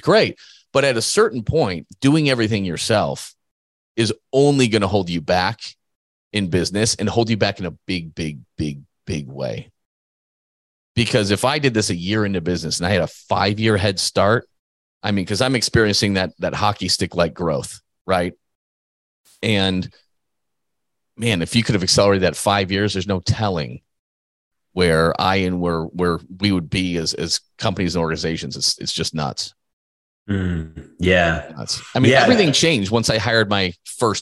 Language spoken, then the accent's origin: English; Midwest, United States; the way I was raised by farmers in the Midwest.